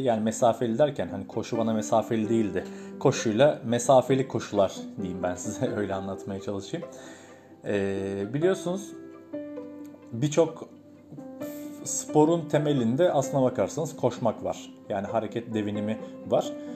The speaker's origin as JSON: {"language": "Turkish", "region": "Tekirdağ", "country": "Turkey", "tie": "born or raised there", "also_born_or_lived": "Istanbul", "moved": "as an adult", "lives_now": "Izmir, Turkey", "said": "Ben Tekirdağ'da büyüdüm ee, yani İstanbul'da doğdum aslında da 5 yaşımda Tekirdağ'a e, taşınmak zorunda kaldık"}